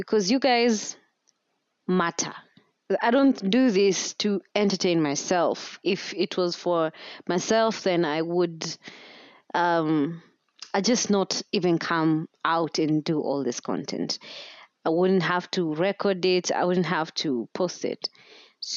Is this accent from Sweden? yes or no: no; Kenya; as a Kenyan podcaster or as a Kenyan content creator